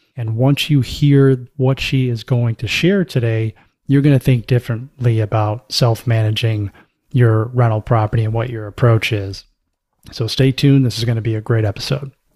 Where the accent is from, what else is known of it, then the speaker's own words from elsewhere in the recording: Florida, United States; I grew up in the Southeast. I grew up in Florida.